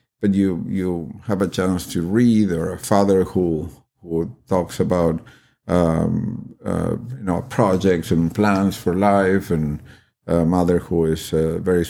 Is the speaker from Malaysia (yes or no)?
no; Argentina; moved away as an adult; now in United States; I'm originally from Argentina